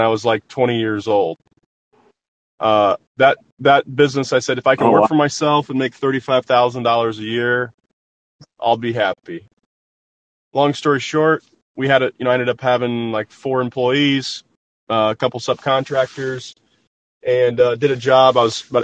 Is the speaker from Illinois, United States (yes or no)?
yes; southern Illinois, United States; I actually grew up in a small farm town in southern Illinois